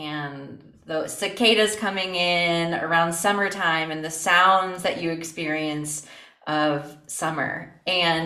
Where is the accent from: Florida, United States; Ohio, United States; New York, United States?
Ohio, United States; Toledo; I am from Toledo, South Toledo. I'm a little South Side baby. Toledo through and through